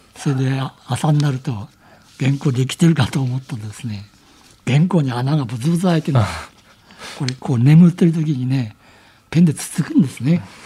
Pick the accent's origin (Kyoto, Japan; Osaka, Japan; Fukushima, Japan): Fukushima, Japan; Aizuwakamatsu; moved away as an adult; now in Tokyo, Japan; 会津若松にいて、はい、もう仕事に就いてたんですよ